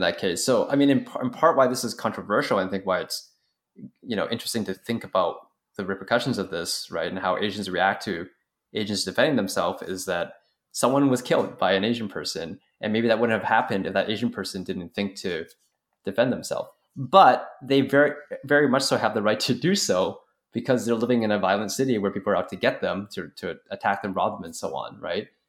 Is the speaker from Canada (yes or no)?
yes; Canada; As a Canadian